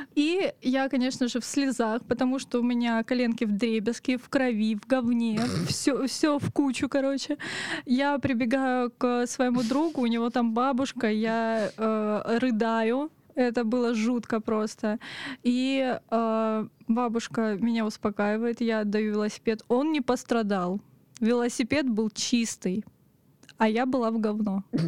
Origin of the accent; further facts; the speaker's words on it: Otradnaya, Krasnodar Krai, Russia; now in Krasnodar, Russia; Я выросла в станице под названием Отрадная.